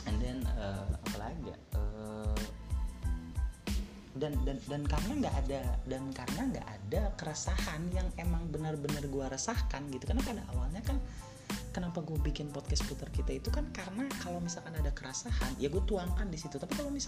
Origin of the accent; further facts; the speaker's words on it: Cirebon, West Java, Indonesia; orang satu kota uh, satu kota gue juga di di Cirebon juga